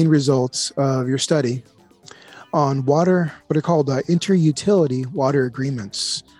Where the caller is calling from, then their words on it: Austin, Texas, United States; I'm calling you from Austin, Texas